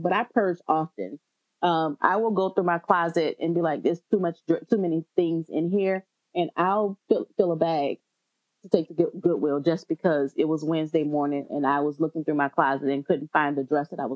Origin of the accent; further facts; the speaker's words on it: New Orleans, Louisiana, United States; moved away; I'm from New Orleans originally, both my husband and I are